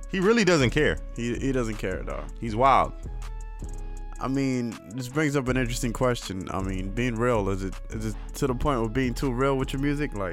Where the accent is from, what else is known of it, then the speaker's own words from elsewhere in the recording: Miami, Florida, United States; I'm from Miami myself